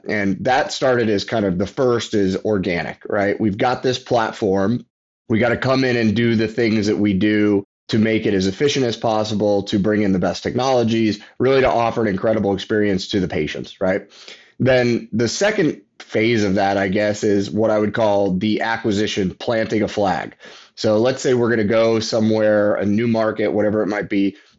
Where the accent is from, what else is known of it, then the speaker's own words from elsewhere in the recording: Texas, United States; I'm from Texas.